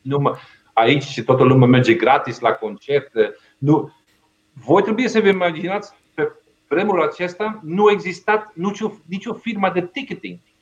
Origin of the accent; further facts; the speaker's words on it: Belgium; Romanian is a second language; moved away as an adult; now in Romania; am plecat din Belgia în 97